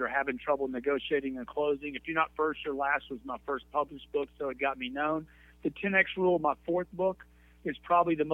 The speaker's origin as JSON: {"language": "English", "town": "Lake Charles", "region": "Louisiana", "country": "United States", "accent": "Louisiana", "moved": "yes", "said": "I'm originally from Lake Charles, Louisiana, a little small town, about 60,000 people"}